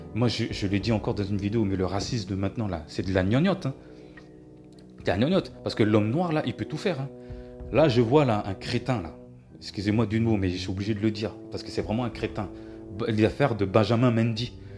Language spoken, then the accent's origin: French; France; born or raised there; also born or lived in Cameroon